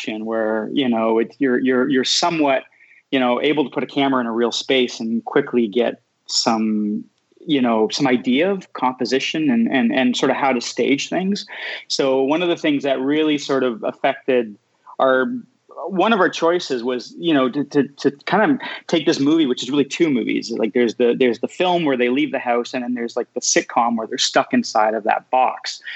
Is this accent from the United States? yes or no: no; Canada; I'm Canadian, so I, you know, grew up reading Mordecai Richler